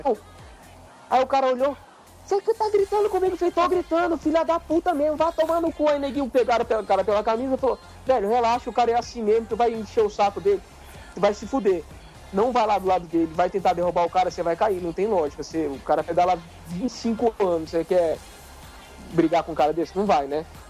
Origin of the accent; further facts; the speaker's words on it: Brasília, Federal District, Brazil; a gente é de Brasília